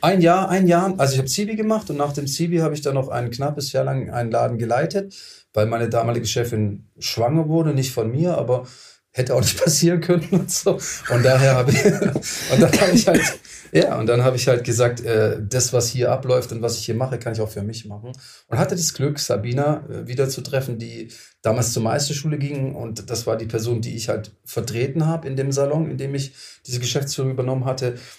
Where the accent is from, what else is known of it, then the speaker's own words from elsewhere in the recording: Tübingen, Baden-Württemberg, Germany; Ich komme aus Tübingen